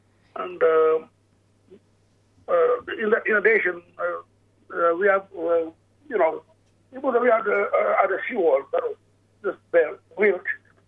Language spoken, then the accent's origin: English; Saibai Island, Queensland, Australia; A bit of myself, I'm from Kutamalgal Nation of Saibai Island, which up in the Torres Strait near Papua New Guinea border.